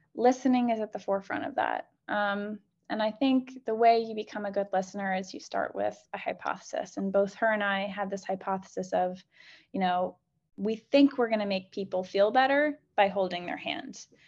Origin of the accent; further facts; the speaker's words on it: Chicago, Illinois, United States; moved away; I'm originally from Chicago.